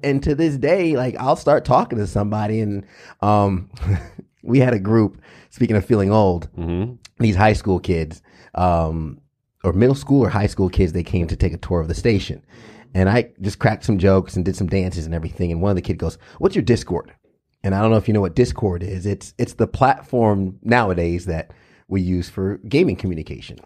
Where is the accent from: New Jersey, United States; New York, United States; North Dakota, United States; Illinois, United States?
New York, United States; I was subject to this growing up in in um, elementary and Catholic school and and uh, in New York